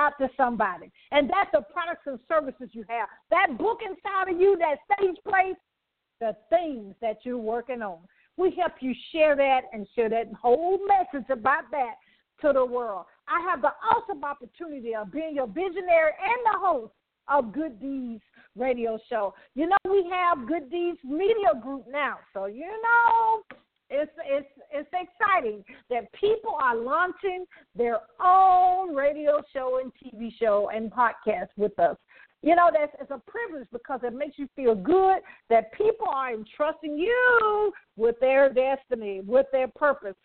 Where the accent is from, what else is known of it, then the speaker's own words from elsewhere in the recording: Birmingham, Alabama, United States; moved away; going back to my hometown. Y'all know Birmingham, Alabama